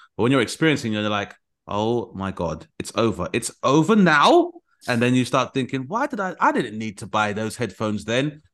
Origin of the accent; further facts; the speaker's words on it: United Kingdom; as a British person